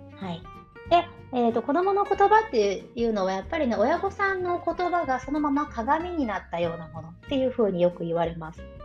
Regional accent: Japan; moved away; 私たちは日本人

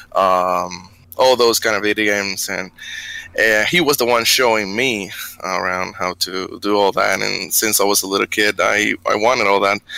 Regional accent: Bayamón, Puerto Rico; moved away as an adult; now in Texas, United States; I'm from Puerto Rico, Bayamon

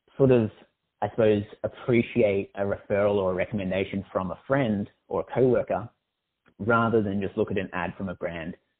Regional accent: Australia; I'm Australian

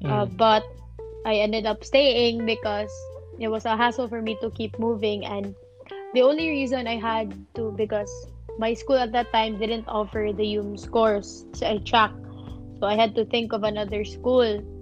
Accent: Talisay, Central Visayas, Philippines; I'm from Cebu. I grew up here. Technically, I'm not from Cebu City. I'm from Cebu. I, I am from Cebu, but Cebu province. I'm from Talisay. which is the first district of the south of Cebu.

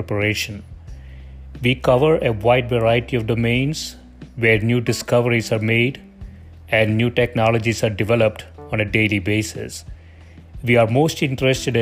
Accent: South India, India; I grew up in South India

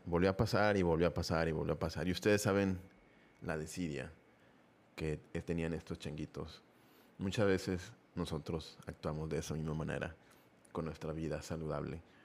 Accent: Mexico; somos muy fiesteros aquí en este, en este país

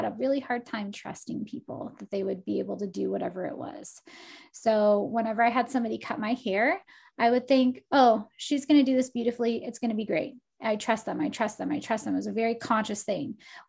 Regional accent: Portland, Oregon, United States; like even the lady at the coffee shop was like, do you live here? And I'm like, no, I'm from Portland.

